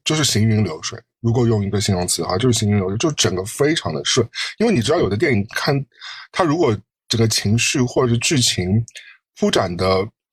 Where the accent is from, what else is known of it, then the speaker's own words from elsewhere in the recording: China; 我身为一个中国人